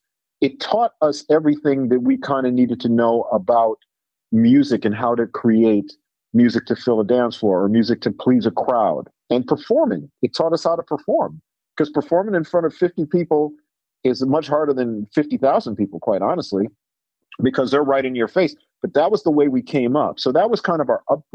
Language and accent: English; Minneapolis, Minnesota, United States; growing up in Minneapolis